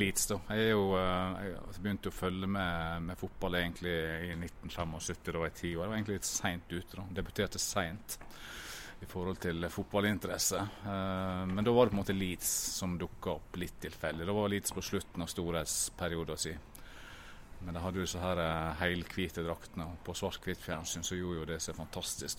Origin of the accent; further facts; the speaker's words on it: Ulsteinvik, Møre og Romsdal, Norway; Hødd er jo laget mitt fordi at jeg på en måte vokste opp i området her, og jeg er jo fra Ulsteinvik